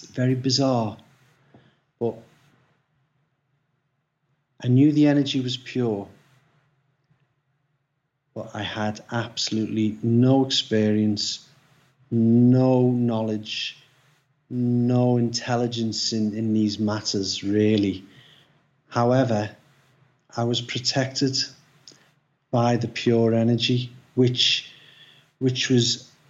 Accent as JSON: {"language": "English", "town": "Liverpool", "region": "North West England", "country": "United Kingdom", "said": "I come from Liverpool"}